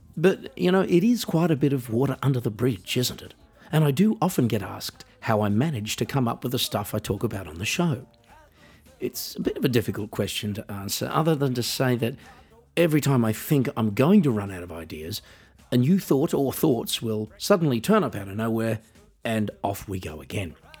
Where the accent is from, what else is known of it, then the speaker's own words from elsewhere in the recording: Australia; moved away; also born or lived in Switzerland / Norway / Netherlands / Germany; as I was living in Australia at the time, and I am Australian